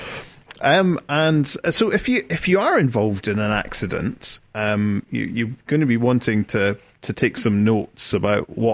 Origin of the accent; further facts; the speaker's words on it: United Kingdom; moved away; I come from Britain